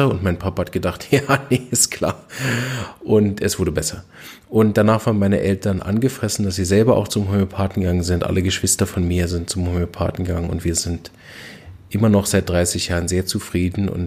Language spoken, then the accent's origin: German; Berlin, Germany; Ich bin aufgewachsen in Berlin und war als kleines Kind schon relativ früh ziemlich krank.